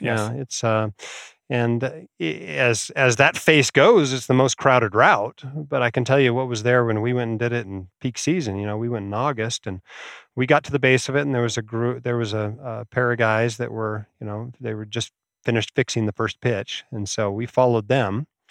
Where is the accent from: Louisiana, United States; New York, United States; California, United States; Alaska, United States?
Alaska, United States; moved away; I grew up in Alaska